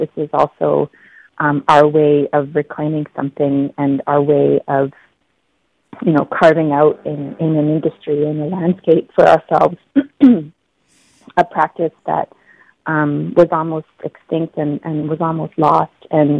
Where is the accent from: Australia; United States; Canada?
Canada; Yellowknife, Northwest Territories; also born or lived in Nunavut; now in Delta, Canada; We're born and raised in Yellowknife, Northwest Territories, and we spent a lot of time up in the Arctic in Nunavut, but recently have made the jump over to the West Coast.